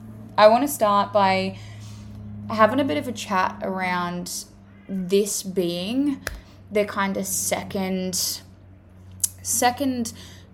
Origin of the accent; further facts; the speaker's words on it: Australia; accent: Australian; As you can tell from my accent, I am an Australian female.